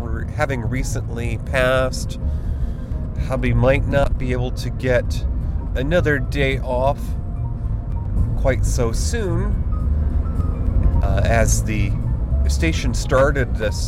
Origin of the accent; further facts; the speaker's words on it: Finger Lakes region of Western New York, United States; I grew up in the Finger Lakes region of Western New York